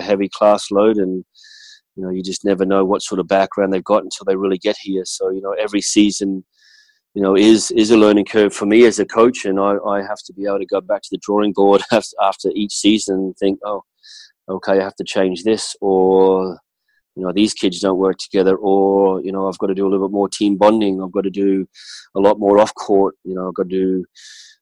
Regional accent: Australia; moved away as an adult; now in United States; that's how I was brought up back in Australia

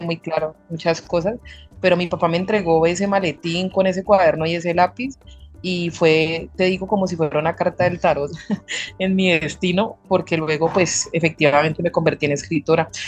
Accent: Pereira, Risaralda, Colombia; now in Cali, Colombia; yo no soy de Cali, vivía en una ciudad un poco más fría que es Pereira, Rizaralda, acá en Colombia

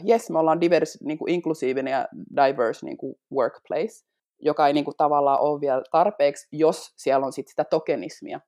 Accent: Finland; first language Finnish; mä puhun äidinkielenäni niin suomea, mä oon syntynyt Suomessa

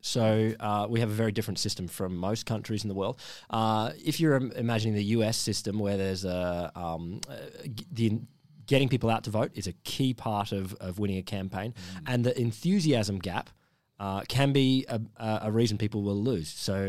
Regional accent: Queensland, Australia; moved away; I come from Queensland.

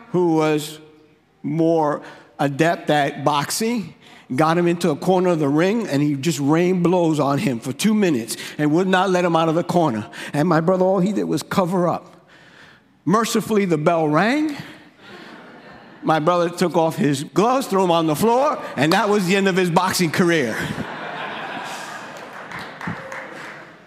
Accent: New York, United States; growing up in New York, I grew up in the hood.

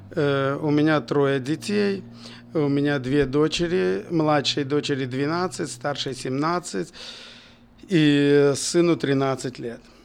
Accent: Bobruisk, Mogilev Region, Belarus; also born or lived in Kazakhstan / Kyrgyzstan; С 4 по 10 класс я учился в Бобруйске и, в принципе, там закончил школу

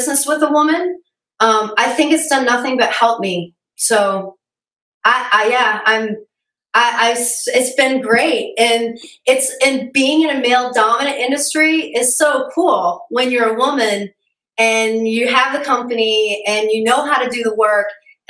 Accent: Midwest, United States; being raised in the Midwest

